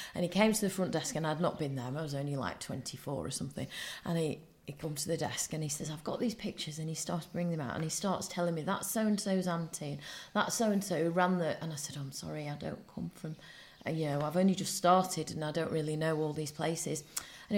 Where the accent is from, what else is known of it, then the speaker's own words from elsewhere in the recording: Blackpool, North West England, United Kingdom; moved away; also born or lived in Oldham; I was born in Oldham and grew up in Blackpool